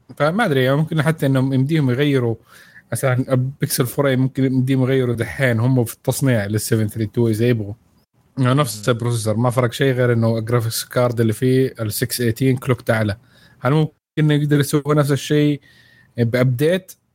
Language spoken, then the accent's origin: Arabic; Saudi Arabia